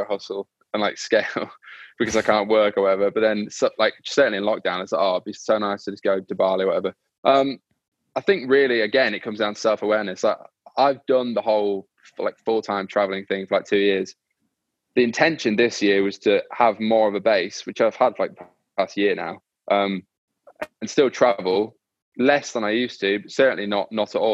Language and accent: English; York, Yorkshire and the Humber, United Kingdom; now in London, United Kingdom; I'm from York in the north